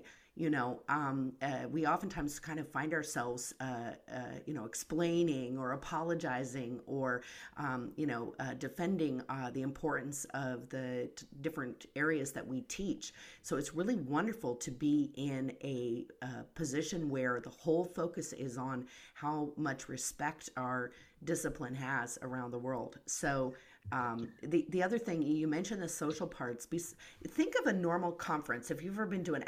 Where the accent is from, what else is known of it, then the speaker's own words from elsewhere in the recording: United States; my position as an American